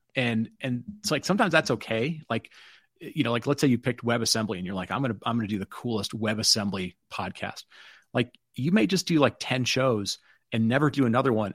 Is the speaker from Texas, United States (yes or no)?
no; Detroit, Michigan, United States; I grew up in Detroit